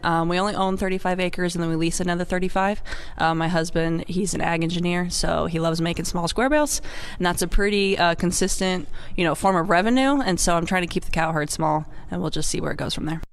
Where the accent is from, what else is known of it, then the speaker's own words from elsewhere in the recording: Missouri, United States; moved away as an adult; also born or lived in Wisconsin; now in Rio, Wisconsin, United States; I'm originally from Missouri. Um, I moved to Wisconsin in 2017